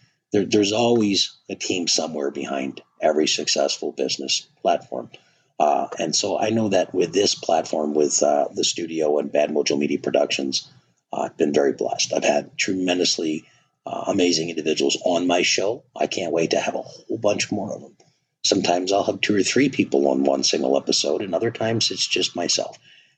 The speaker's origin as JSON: {"language": "English", "region": "Wisconsin", "country": "United States", "tie": "born or raised there", "said": "Growing up in Wisconsin, you bet."}